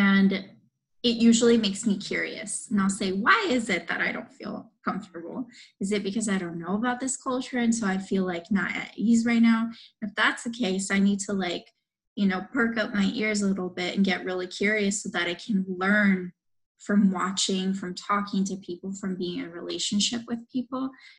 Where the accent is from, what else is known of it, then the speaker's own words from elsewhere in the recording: Miami, Florida, United States; I grew up in Miami, right?